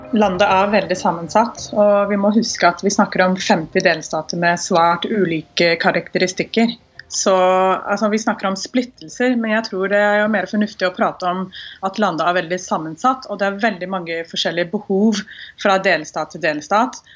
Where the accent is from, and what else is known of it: Houston, Texas, United States; born or raised there; Norwegian is a second language; now in Norway